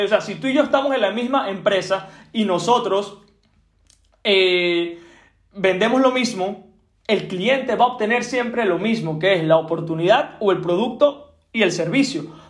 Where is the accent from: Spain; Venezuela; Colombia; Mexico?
Venezuela; yo soy de Venezuela